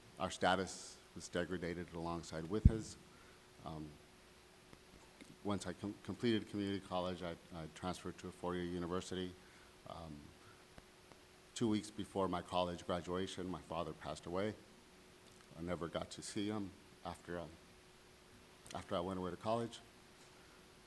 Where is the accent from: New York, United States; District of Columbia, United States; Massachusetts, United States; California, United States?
California, United States; also born or lived in Riverside, California; we are originally from Raleigh, California